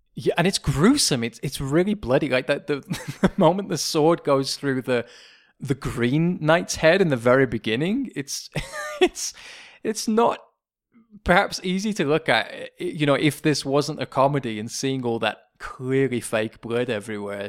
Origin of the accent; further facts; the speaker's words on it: England, United Kingdom; moved away; a Brit, as an Englishman